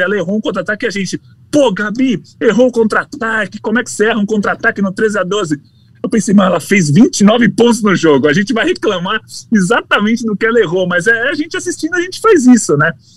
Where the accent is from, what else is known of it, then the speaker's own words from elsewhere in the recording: Brazil; eu sou do Brasil